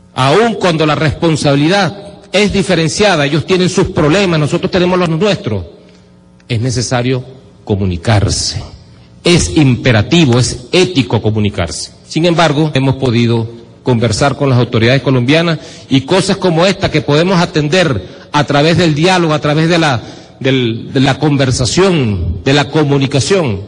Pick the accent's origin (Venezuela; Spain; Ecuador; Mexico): Venezuela; nuestra razón de ser como venezolanos